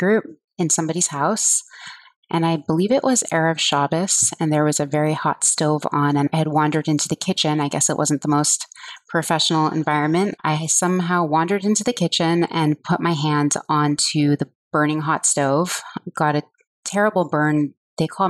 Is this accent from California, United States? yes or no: yes; Los Angeles, California, United States; now in Miami Beach, United States; I'm from Los Angeles, and I currently live in Miami Beach